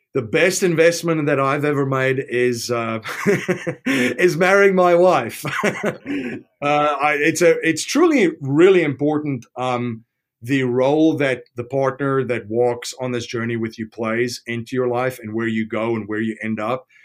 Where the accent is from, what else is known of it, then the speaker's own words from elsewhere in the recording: South Africa; I'm from South Africa